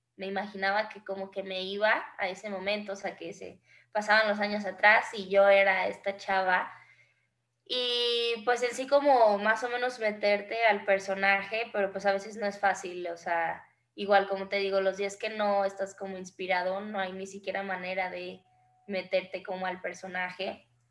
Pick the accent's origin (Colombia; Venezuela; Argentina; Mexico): Mexico; nosotros como mexicanos